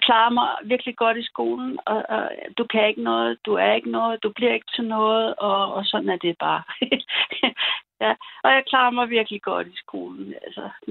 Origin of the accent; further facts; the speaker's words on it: Amrum, Schleswig-Holstein, Germany; jeg kommer fra, fra en ø, der hedder Amrum